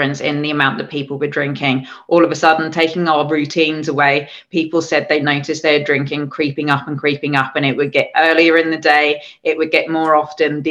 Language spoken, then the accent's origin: English; England, United Kingdom; moved away; I'm the English person there